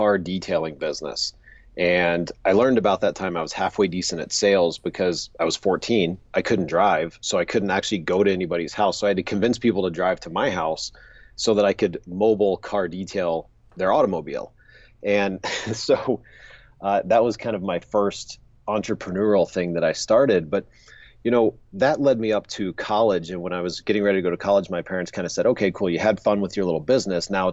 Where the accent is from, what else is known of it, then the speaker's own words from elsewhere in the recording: Pensacola, Florida, United States; I grew up in Pensacola, Florida.